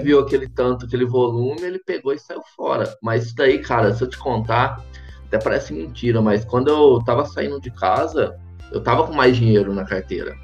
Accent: Caconde, São Paulo, Brazil; now in Florianópolis, Brazil; eu sou natural de Caconde, cidadezinha no interior de São Paulo

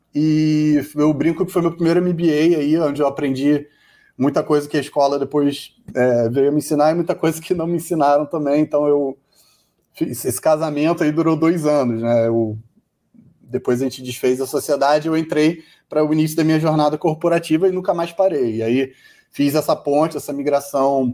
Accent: Rio de Janeiro, Brazil; sou do Rio, moro no Rio

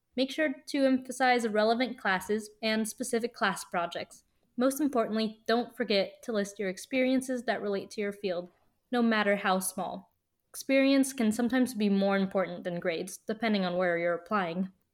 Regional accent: Colorado, United States; moved away as an adult; now in Montreal, Canada; I grew up in Colorado and went to the University of Colorado Boulder

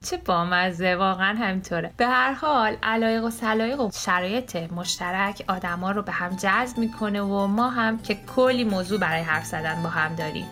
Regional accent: Iran; moved away as an adult; also born or lived in Germany / Tehran; now in Bologna, Italy; خودمم به واسطه تحصیل پدرم تو آلمان اونجا به دنیا اومده بودم، این وسوسه که برای ادامه تحصیل برم خارج و بعدش برگردم و به وطنم خدمت کنم

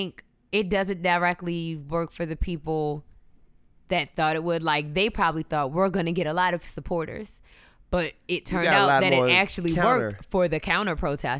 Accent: United States; So I am an American. I love being in America

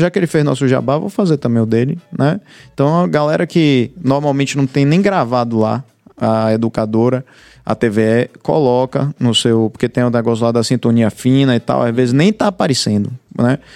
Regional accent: Bahia, Brazil; Eu nasci na Bahia, tenho quarenta e quatro anos

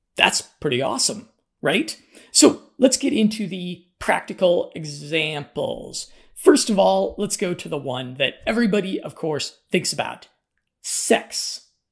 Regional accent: Colorado, United States; I'm from Colorado

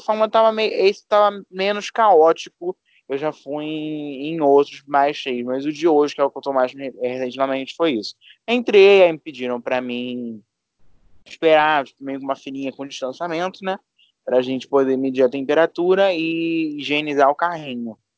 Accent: Rio de Janeiro, Brazil; somos do Rio é, da parte pobre, tá, amor? A gente não é da Zona Sul, nem da Barra

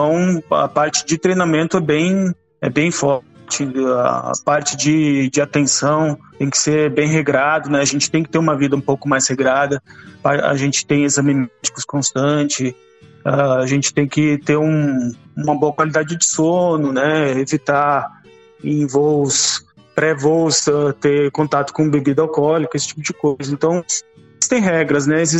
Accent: Rio Grande do Sul, Brazil; Não, não, sou gaúcho.

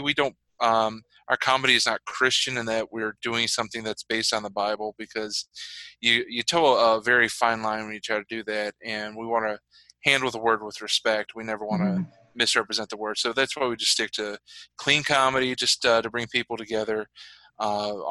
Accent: Virginia, United States; also born or lived in Chicago, Illinois; my story really starts in Virginia. I grew up down south. I was born in Chicago, but my family moved when I was young

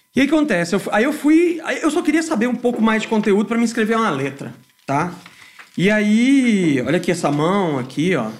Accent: Goiânia, Goiás, Brazil; also born or lived in Salvador, Bahia; nasci em Salvador, Bahia, mas com um ano de idade eu já vim para Goiânia

